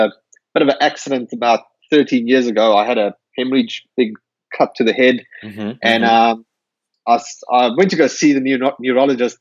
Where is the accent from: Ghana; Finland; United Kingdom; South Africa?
South Africa; moved away as an adult; now in Perth, Australia; I'm from South Africa originally. I immigrated to Perth, Australia about 11 years ago.